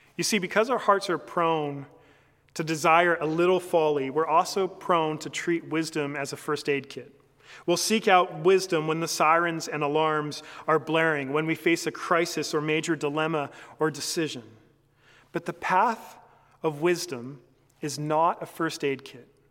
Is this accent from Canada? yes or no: yes; Canada; as a Canadian